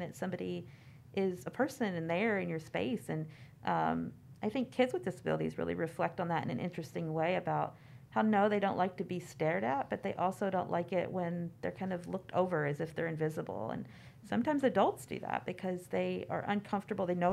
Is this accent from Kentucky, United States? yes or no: yes; Kentucky, United States; I grew up in Kentucky